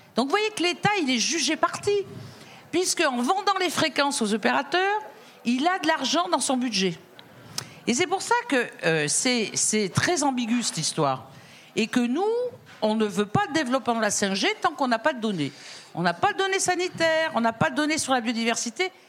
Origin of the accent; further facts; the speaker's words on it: Drôme, Auvergne-Rhône-Alpes, France; moi je viens de la Drôme